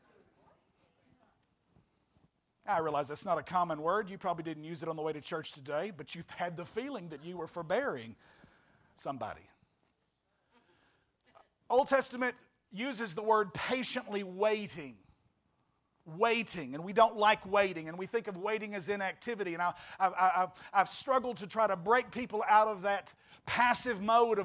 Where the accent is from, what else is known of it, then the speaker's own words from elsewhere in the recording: West Memphis / Marion area, Arkansas, United States; moved away; I came back to my hometown